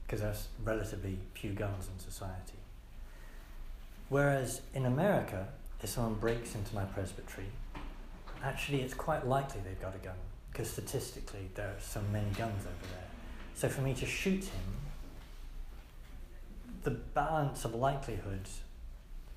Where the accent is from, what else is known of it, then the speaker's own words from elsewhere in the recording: England, United Kingdom; also born or lived in United States; as an English priest